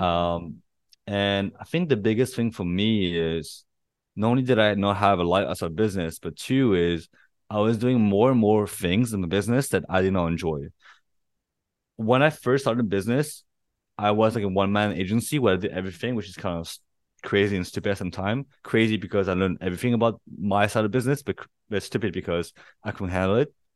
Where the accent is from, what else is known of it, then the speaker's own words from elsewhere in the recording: Paris, Île-de-France, France; moved away as an adult; also born or lived in Santa Barbara, California, United States; now in Bangkok, Thailand; I was born and raised in Paris and, uh, but I'm Chinese